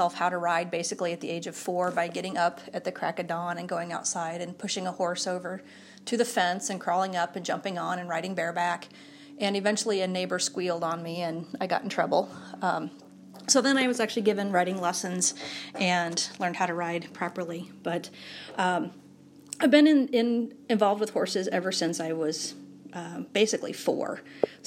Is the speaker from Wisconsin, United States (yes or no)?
yes; Platteville, Wisconsin, United States; I am from Platteville, Wisconsin